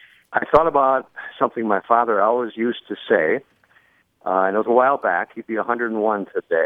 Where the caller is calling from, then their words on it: Carefree, Arizona, United States; I'm calling from Carefree, Arizona.